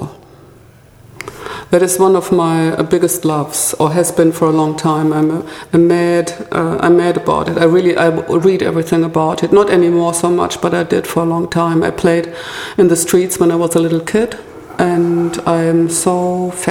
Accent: Ruhr area, North Rhine-Westphalia, Germany; also born or lived in Freiburg; now in Berlin, Germany; I grew up in the Ruhr area, which is a little bit like Manchester, Liverpool, a very densely populated area with coal mining, car industry and steel industry

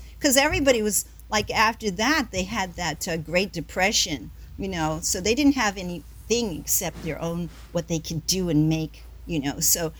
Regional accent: Southern United States, United States; But, you know, growing up in the South and everything, being, mixed like that, and there were not so many opportunities.

